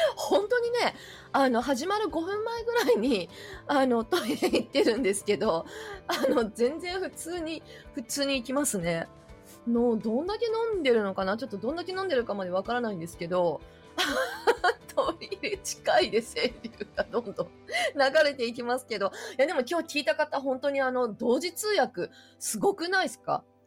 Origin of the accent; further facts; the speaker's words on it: Kansai, Japan; 関西人としては